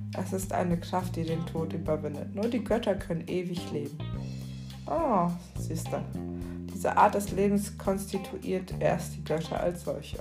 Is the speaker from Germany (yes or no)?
no; Cairo, Cairo Governorate, Egypt; moved away; Ich bin ja tatsächlich in Kairo geboren